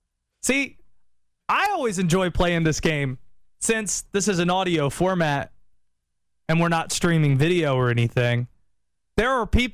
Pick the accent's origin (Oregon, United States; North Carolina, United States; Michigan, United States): North Carolina, United States; Nobody thinks I'm from the South or grew up here, even though I did. You don't hear it in my voice.